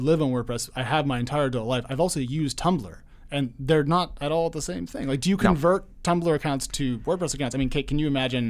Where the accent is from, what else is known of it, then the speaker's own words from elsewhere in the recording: Oregon, United States; now in Providence, United States; No, I'm from Oregon.